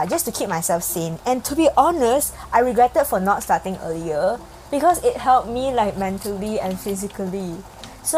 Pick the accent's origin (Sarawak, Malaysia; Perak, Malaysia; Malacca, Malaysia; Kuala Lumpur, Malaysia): Perak, Malaysia; Ipoh; moved away; I went back to my hometown, Ipoh, because of some family issues.